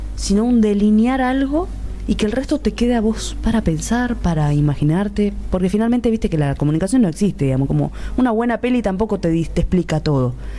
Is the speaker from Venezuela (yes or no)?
no; Misiones, Argentina; moved away as an adult; now in Buenos Aires, Argentina; Yo soy misionera y, vivo al lado de Paraguay